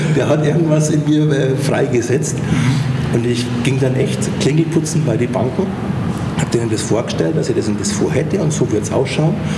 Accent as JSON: {"language": "German", "town": "Eching", "region": "Bavaria", "country": "Germany", "tie": "born or raised there", "moved": "yes", "lives_now": "Schwabach, Germany", "said": "ich bin in Eching aufgewachsen, groß geworden. Das ist ein äh, kleiner Vorort von München, Ecke Freising, München"}